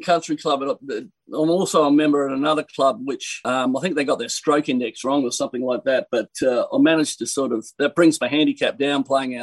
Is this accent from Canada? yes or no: no; Australia; moved away as an adult; now in United States; I take particular pride in being an Australian